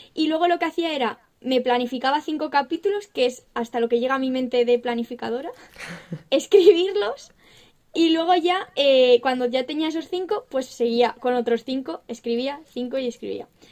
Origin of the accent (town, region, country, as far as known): Castilla-La Mancha, Spain